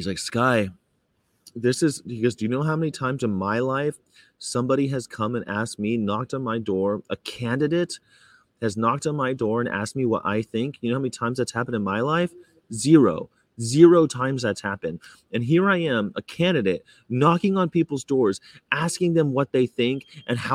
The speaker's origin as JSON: {"language": "English", "region": "California", "country": "United States", "said": "I'm from California, traveling America"}